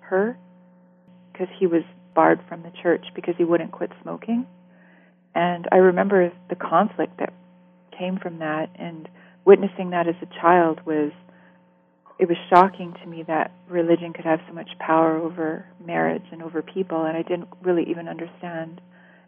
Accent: Vancouver Island, British Columbia, Canada; I grew up on Vancouver Island in British Columbia. It was really beautiful growing up here

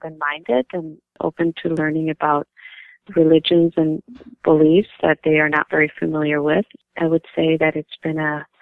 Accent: St. Paul, Minnesota, United States; I grew up in Minnesota, St. Paul, Minnesota, since I was 8 years old, and this has been home to me during my childhood, adolescence, and most of my adult years.

